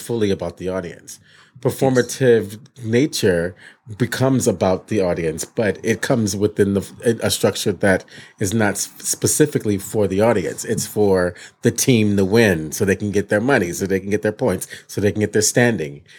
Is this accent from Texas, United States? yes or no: no; Michigan, United States; moved away; I was a kid from Michigan